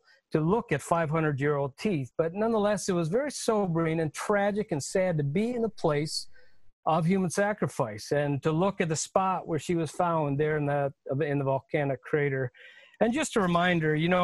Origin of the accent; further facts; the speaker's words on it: United States; the chance that I've had as an American male for formal education